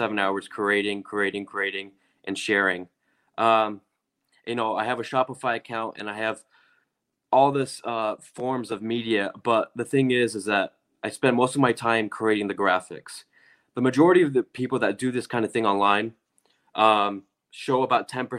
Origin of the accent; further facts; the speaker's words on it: Wisconsin, United States; I'm from Wisconsin